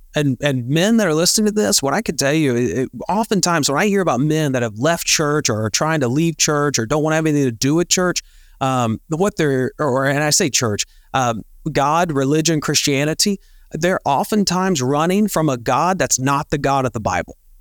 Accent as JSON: {"language": "English", "region": "Northeast Tennessee", "country": "United States", "tie": "born or raised there", "also_born_or_lived": "Pensacola, Florida / Beaufort, South Carolina / Yuma, Arizona", "moved": "as an adult", "said": "we grew up in Northeast Tennessee"}